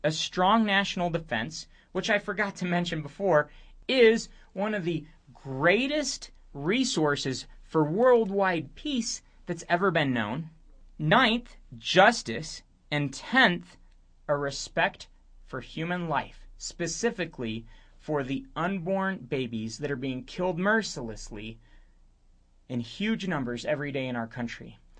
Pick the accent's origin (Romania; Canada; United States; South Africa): Romania; moved away; I grew up in Romania, which spent a few decades in communism